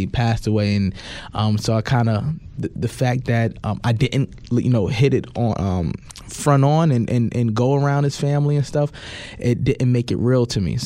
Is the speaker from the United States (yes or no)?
yes; New York City, New York, United States; being a black man and growing up in New York